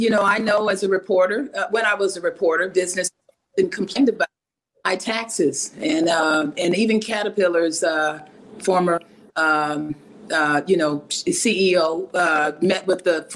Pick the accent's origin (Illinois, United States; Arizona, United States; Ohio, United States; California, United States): Illinois, United States; Peoria; This is my hometown